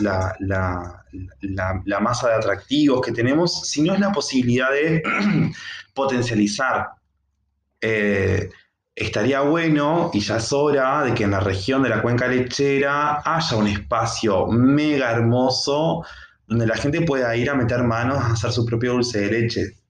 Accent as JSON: {"language": "Spanish", "country": "Uruguay", "said": "como uruguayos y uruguayas que somos"}